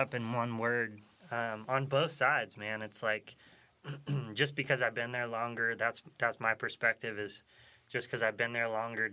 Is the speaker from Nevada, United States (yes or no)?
yes; Nevada, United States; we come from Nevada